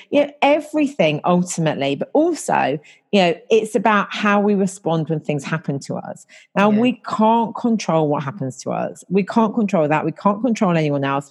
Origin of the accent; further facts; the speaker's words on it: about an hour north of London, England, United Kingdom; moved away as an adult; now in London, United Kingdom; I'm not originally from London. I'm originally from about an hour north of London, but I've been living here for nearly half my life.